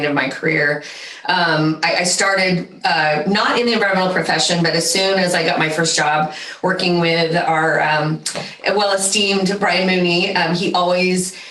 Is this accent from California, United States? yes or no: yes; Central Valley, California, United States; also born or lived in San Diego; I grew up in the Central Valley